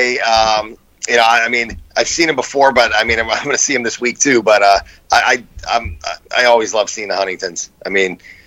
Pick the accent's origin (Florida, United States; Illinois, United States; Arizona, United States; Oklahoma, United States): Illinois, United States; Chicago; growing up in Chicago